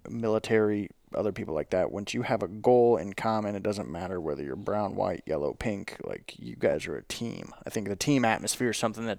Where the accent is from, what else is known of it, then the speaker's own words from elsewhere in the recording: the South, United States; we're from the South, this is what we